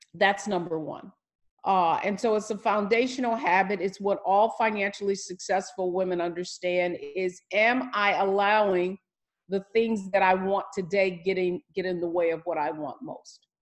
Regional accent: Detroit, Michigan, United States; I'm from Detroit, Motown, and uh, my family, of course, being from the from Detroit, was in the plants and the auto factories. We lived a great middle class life

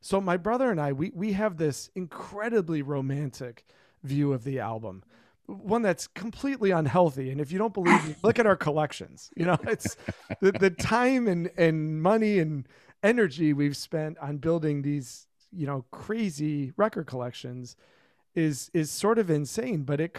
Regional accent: Plymouth, Michigan, United States; when we were kids, we grew up in Plymouth, Michigan, and there was a record shop in town called Repeat the Beat, an independent-owned record store.

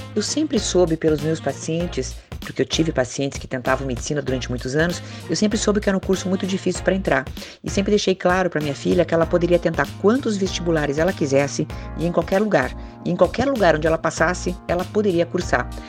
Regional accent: Curitiba, Paraná, Brazil; como curitibana, como psicóloga

